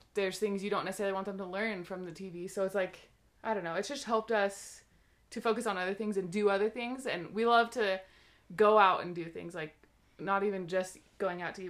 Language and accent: English; Seattle, Washington, United States; moved away; I am from Seattle, Washington, originally, and that's actually where my husband Brian and I met. We met when we were young teenagers